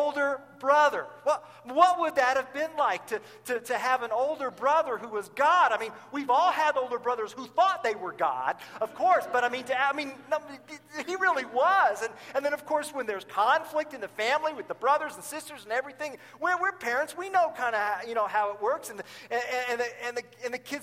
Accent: Tulsa, Oklahoma, United States; now in Champaign, United States; my hometown is in Tulsa

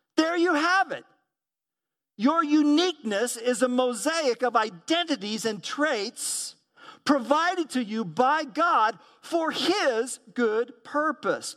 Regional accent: Tulsa, Oklahoma, United States; moved away; also born or lived in Midwest; was born at Saint John's Hospital in the city of Tulsa, Oklahoma. Thus, I grew up in the Southwest, and I migrated to Midwestern culture

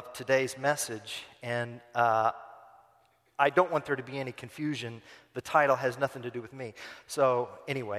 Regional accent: United States; now in Turkey; I'm American.

